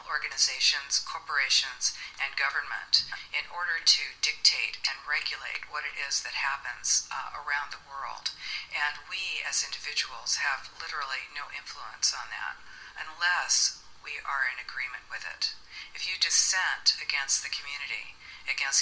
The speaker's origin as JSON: {"language": "English", "region": "California", "country": "United States", "said": "I'm from the United States, California"}